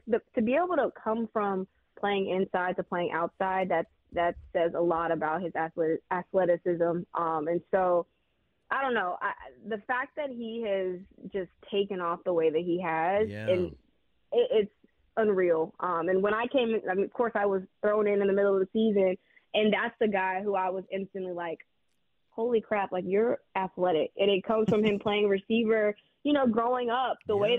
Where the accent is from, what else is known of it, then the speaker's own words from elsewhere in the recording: Houston, Texas, United States; I'm also from Houston.